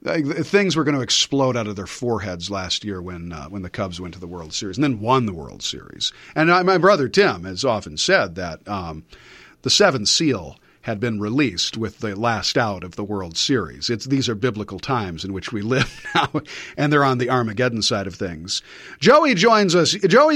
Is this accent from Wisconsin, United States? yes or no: yes; Platteville, Wisconsin, United States; from the time I was a kid and I first got into radio at my hometown station, 16 years old, snot-nosed kid, at the old house on 4th Street in Platteville